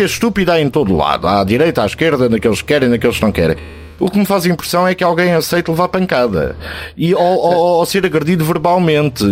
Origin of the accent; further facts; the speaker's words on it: Alentejo, Portugal; moved away; also born or lived in Lisbon; tu que como eu somos alentejanos e que conhecemos a terra e a terra do Alentejo